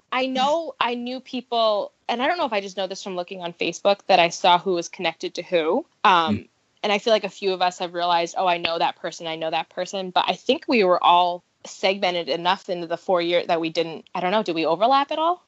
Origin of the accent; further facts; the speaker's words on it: New Hampshire, United States; moved away as an adult; now in Ohio, United States; I am born and raised in New Hampshire